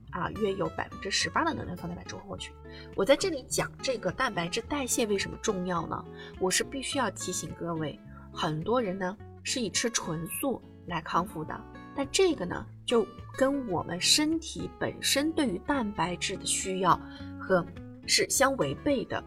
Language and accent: Chinese; China; 我们中国人的这个饮食啊